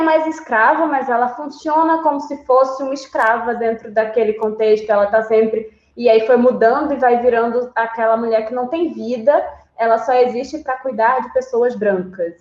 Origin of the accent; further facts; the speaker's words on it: Recife, Pernambuco, Brazil; eu sou de Recife.